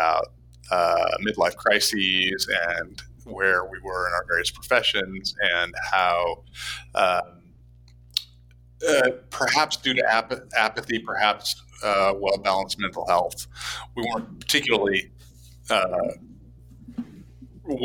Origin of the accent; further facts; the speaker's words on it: Idaho, United States; I grew up in Idaho